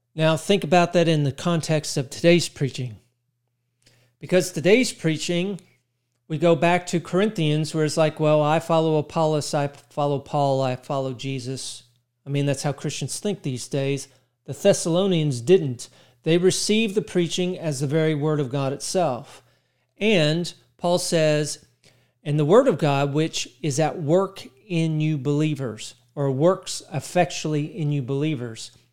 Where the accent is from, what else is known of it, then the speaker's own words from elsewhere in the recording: Texas, United States; In my mind, I'm Texan